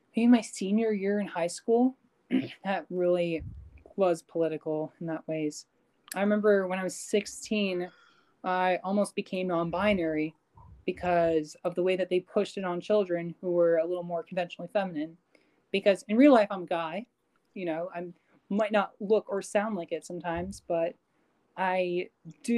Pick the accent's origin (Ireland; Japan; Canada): Canada; I'm Canadian